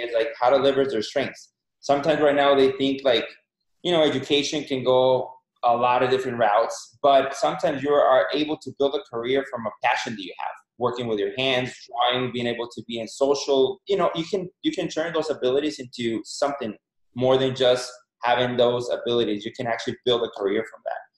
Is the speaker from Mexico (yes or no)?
yes; Mexico; moved away as an adult; now in United States; born and raised in Mexico. Uh, in Mexico, went to college over there. Been here in the States for 16, 17 years.